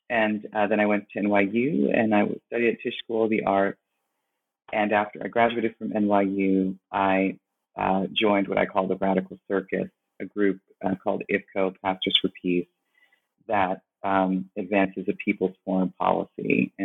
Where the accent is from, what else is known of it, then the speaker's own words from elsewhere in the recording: Brooklyn, New York, United States; I am from Brooklyn before it was artisanal, Brooklyn, New York, and I grew up in a family that was African-American, Afro-Caribbean, and Latinx.